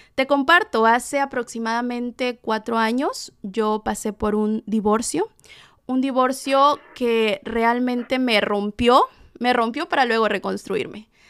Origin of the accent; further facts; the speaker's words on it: Tlalixcoyan, Veracruz, Mexico; de mi hermoso Tlalixcoyan, Veracruz, México, mi pueblo natal.